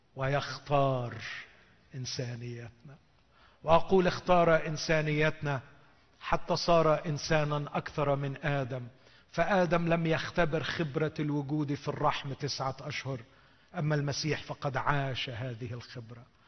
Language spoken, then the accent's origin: Arabic; Egypt; عندنا في مصر